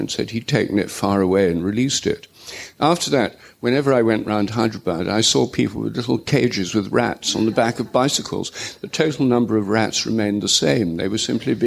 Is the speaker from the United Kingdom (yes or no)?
yes; England, United Kingdom; I'm English